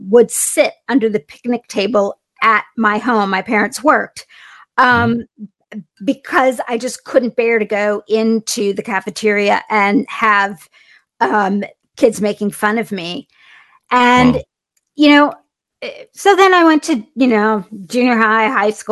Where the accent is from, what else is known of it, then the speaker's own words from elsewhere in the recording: a small town in Indiana, United States; I grew up in a small town in Indiana, and I'm half Indian, and my mom's from upstate New York, my dad's from India.